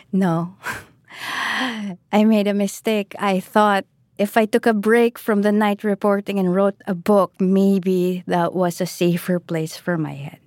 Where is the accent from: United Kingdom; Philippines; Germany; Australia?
Philippines; I am Filipino.